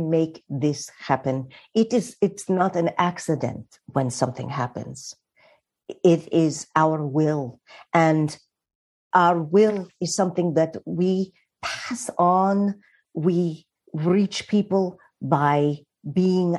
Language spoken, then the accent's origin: English; Richmond, Virginia, United States; now in New York, United States; York is my adopted home, and it's where I feel more comfortable than anywhere in the world. But I'm from Richmond, Virginia